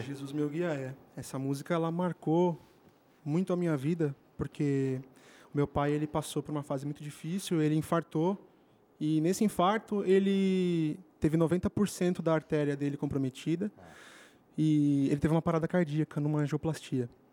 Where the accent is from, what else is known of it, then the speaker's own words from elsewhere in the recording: São Paulo, Brazil; also born or lived in São José do Rio Preto; é de onde eu venho, venho de São Paulo